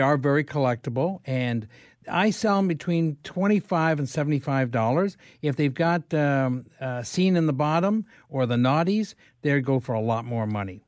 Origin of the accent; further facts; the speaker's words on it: London, Ontario, Canada; also born or lived in Lindsay, Ontario; I grew up in London